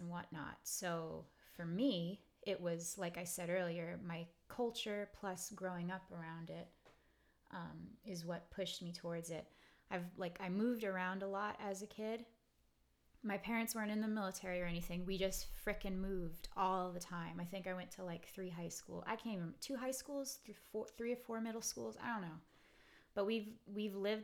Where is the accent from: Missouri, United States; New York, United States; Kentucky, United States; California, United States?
New York, United States; New York City; moved away; the house I grew up in Brooklyn